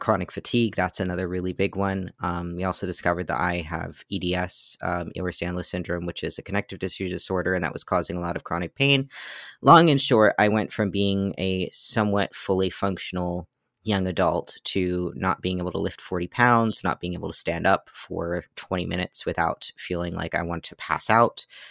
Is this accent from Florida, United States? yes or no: no; Pennsylvania, United States; also born or lived in Massachusetts; so I was born in Massachusetts, and then when I was eight, we moved to Pennsylvania, where I've lived since